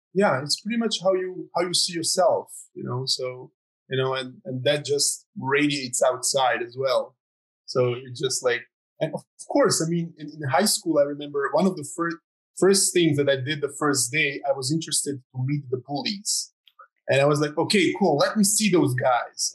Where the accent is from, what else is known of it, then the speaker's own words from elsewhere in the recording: Croatia; I'm from Croatia